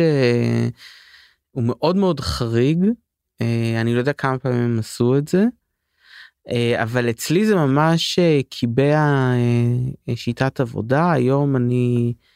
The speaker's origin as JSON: {"language": "Hebrew", "town": "Paris", "region": "Île-de-France", "country": "France", "tie": "born or raised there", "also_born_or_lived": "London", "moved": "yes", "lives_now": "Israel", "said": "אני בפריז הייתי גדלתי שם"}